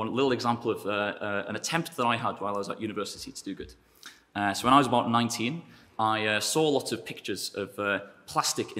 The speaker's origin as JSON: {"language": "English", "region": "North Wales", "country": "United Kingdom", "also_born_or_lived": "Durham / Cambridge", "moved": "yes", "said": "I am from North Wales."}